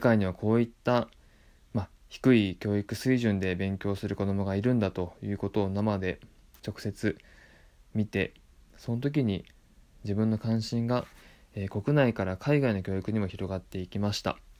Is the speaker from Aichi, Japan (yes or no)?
no; Tottori, Japan; moved away as an adult; also born or lived in Osaka / Tokyo; 鳥取県出身です